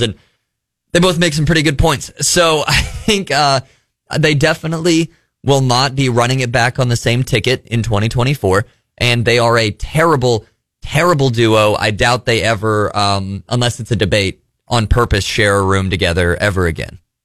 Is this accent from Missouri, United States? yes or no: yes; Missouri, United States; I grew up in Missouri.